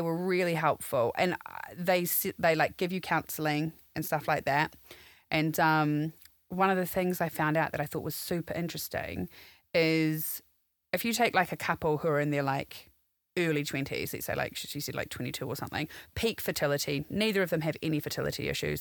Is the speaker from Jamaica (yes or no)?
no; New Zealand; moved away as an adult; now in London, United Kingdom; I'm from New Zealand. Um, originally, I've been in London for ten years now